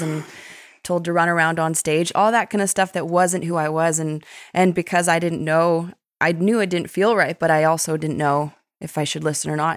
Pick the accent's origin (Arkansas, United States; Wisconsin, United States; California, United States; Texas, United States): California, United States; Westlake Village; moved away as an adult; also born or lived in Malibu, California; now in Nashville, United States; my hometown in Westlake Village